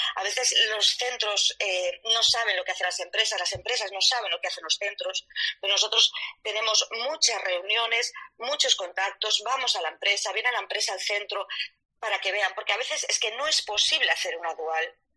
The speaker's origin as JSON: {"language": "Spanish", "town": "Vigo", "region": "Galicia", "country": "Spain", "said": "como soy gallega, ya os digo que soy de Vigo"}